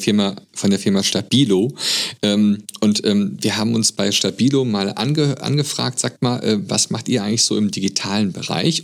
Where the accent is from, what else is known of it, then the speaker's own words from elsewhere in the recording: Germany; bei uns in Deutschland im Abitur